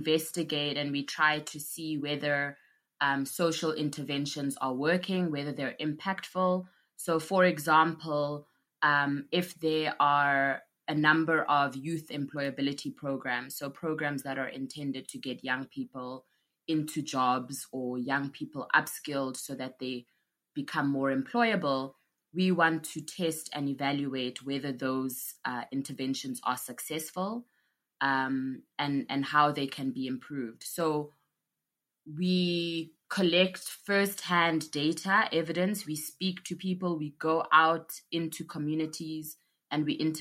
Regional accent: Johannesburg, Gauteng, South Africa; also born or lived in KwaZulu-Natal; I grew up in Johannesburg, but I was born in KwaZulu-Natal

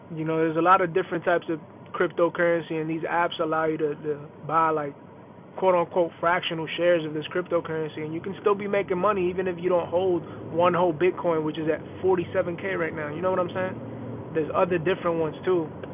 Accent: New York City, New York, United States; now in Houston, United States; I was born and raised in the Bronx, New York, and my parents are from the from the Caribbean

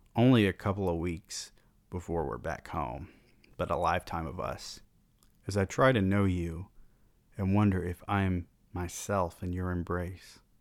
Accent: the South, United States; I was born in the South

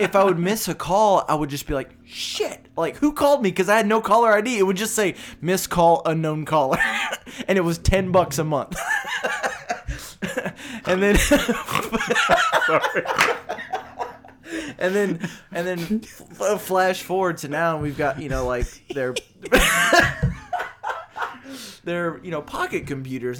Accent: Beaumont, Texas, United States; also born or lived in Dallas; I was born and raised in Beaumont

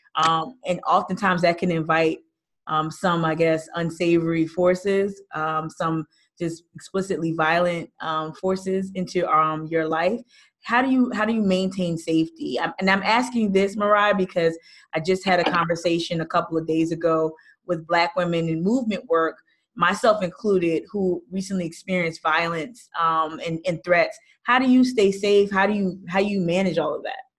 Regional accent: New Jersey, United States; moved away; I'm born and raised in Jersey

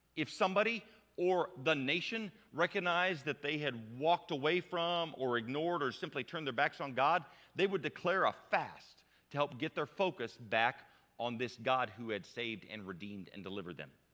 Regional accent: United States; I'm an American adult

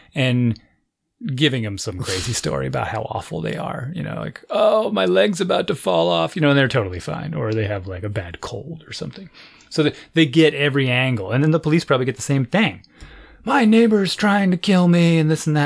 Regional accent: United States; I'm an American

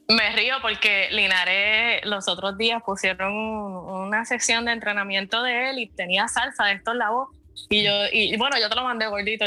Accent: Puerto Rico; soy puertorriqueña

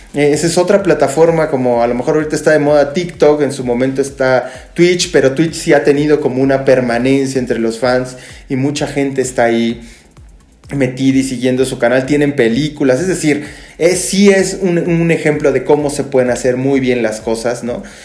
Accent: Mexico

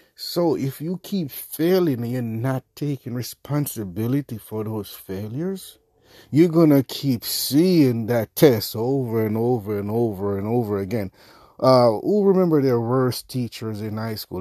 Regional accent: Jamaica; I'm Jamaican

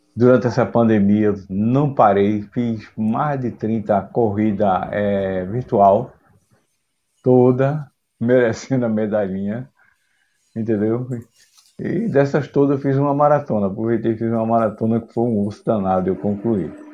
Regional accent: Vitória de Santo Antão, Pernambuco, Brazil; now in Recife, Brazil; na minha infância lá no interior, em Vitória de Santo Antão

